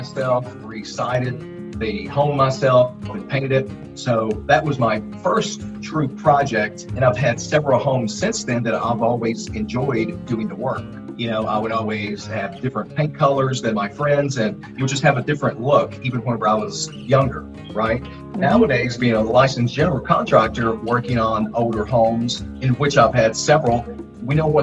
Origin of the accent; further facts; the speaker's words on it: Sturgis, Kentucky, United States; moved away; I am from Sturgis, Kentucky. It's a very hard-working community. It's coal mines, it's farming, and it's construction, and it's odd jobs that get people by there. You know, it's a very hard-working community, and that's where I grew up.